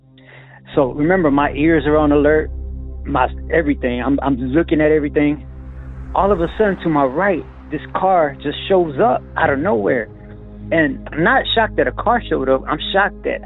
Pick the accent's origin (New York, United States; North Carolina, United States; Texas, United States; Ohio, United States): Texas, United States; Lockhart; my hometown, which is Lockhart, Texas